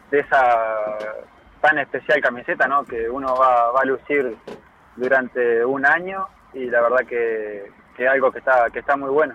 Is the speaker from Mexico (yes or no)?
no; Trinidad, Flores, Uruguay; now in Florida, Uruguay; en la ciudad de, Flores, donde yo nací